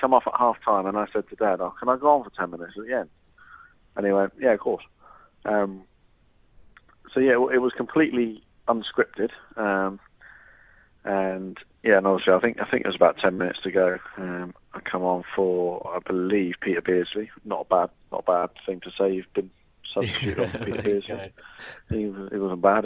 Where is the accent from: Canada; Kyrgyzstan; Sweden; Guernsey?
Guernsey; moved away as an adult; also born or lived in Southampton; now in United Kingdom; I was about 5 or 6 when I moved back to Guernsey from Southampton